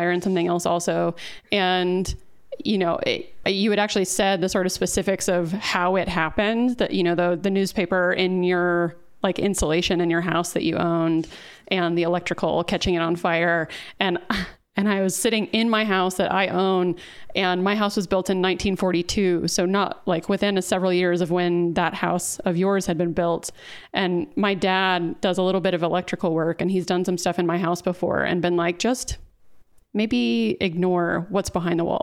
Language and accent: English; Dallas, Texas, United States; I grew up in Dallas